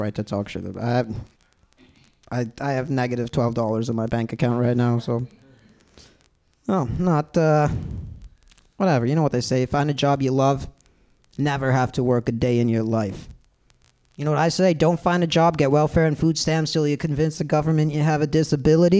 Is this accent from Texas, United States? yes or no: no; Palatine, Illinois, United States; now in San Francisco, United States; I'm from the Midwest too. It sucks. Nobody moves to Palatine, Illinois